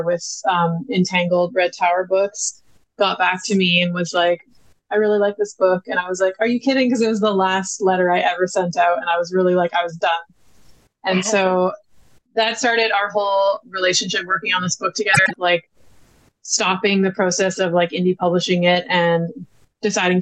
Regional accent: BC, British Columbia, Canada; my hometown in BC

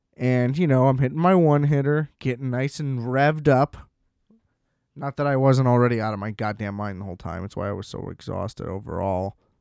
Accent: United States; I'm an American

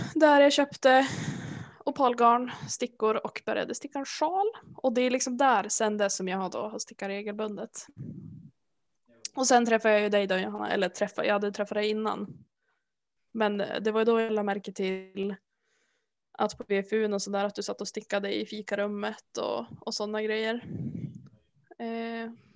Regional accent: village near the Hemsön ferry, Västernorrland County, Sweden; moved away; utanför byn där jag kommer ifrån så finns det ju en färg, ett färjeläge. Och då kan man åka över till en ö som heter Hemsön

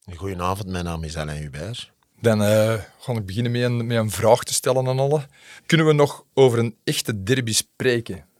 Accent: Antwerp, Flanders, Belgium; ik kom uit Deurne-Noord

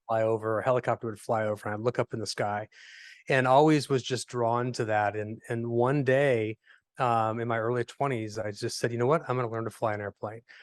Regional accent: Fort Wayne, Indiana, United States; I am a native of Indiana, so born and raised in Fort Wayne, Indiana. Uh, lived here my whole life

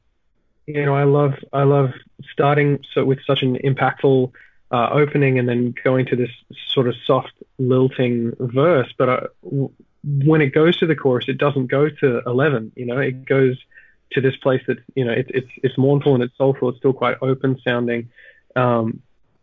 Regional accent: Australia; I'm from Australia

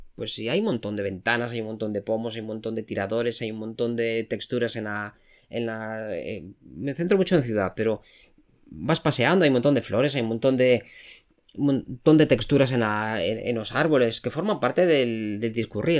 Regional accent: A Coruña, Galicia, Spain; Yo soy de Coruña.

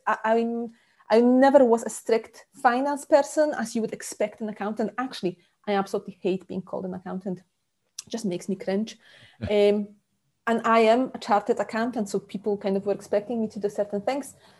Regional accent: Poland; moved away as an adult; also born or lived in Scotland; now in South Lincolnshire, United Kingdom; born in Poland um, ages ago, uh, but about 15 years ago, I moved to Scotland.

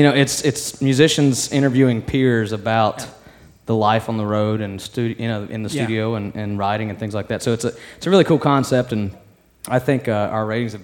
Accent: Blue Ridge Mountains, United States; I grew up in the Blue Ridge Mountains around bluegrass

